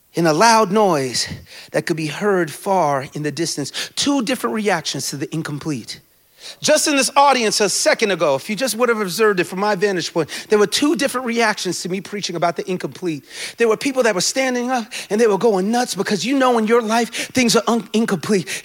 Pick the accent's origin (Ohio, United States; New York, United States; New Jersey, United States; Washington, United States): New York, United States; New York City; moved away as an adult; also born or lived in Jamaica (ancestry) / Indianapolis / St. Louis; now in New York, United States; I was born and raised in the Bronx